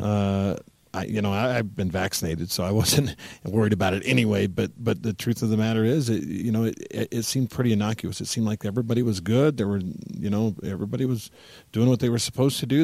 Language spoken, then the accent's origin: English; United States